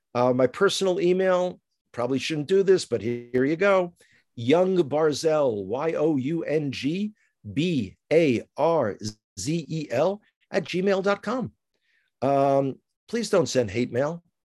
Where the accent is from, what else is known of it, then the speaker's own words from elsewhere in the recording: New York City, New York, United States; moved away as an adult; now in Israel; I grew up in the Bronx